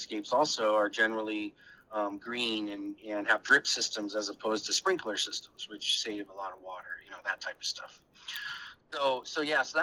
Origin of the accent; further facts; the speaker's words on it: Arizona, United States; moved away; growing up in the Southwest in Arizona